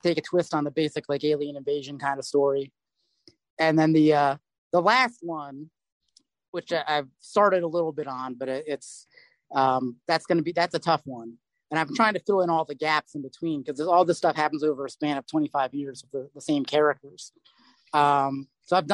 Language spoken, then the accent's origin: English; United States; I'm very American.